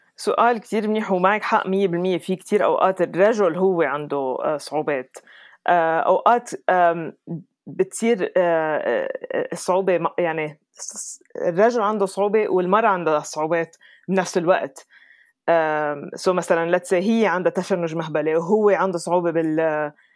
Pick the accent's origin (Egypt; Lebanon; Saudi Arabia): Lebanon; moved away as an adult; also born or lived in Dubai, United Arab Emirates / London, United Kingdom / New York, United States / California, United States; now in Colorado, United States; ربيت بلبنان بس سافرت كتير